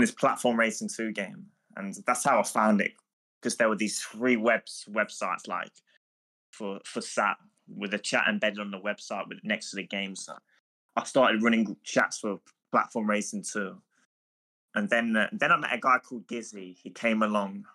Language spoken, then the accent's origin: English; England, United Kingdom; I'm from England